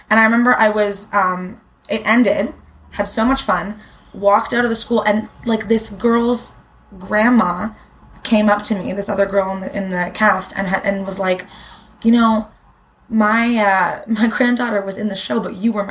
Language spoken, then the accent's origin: English; Toronto, Ontario, Canada; I grew up in Toronto. I've always lived in in Toronto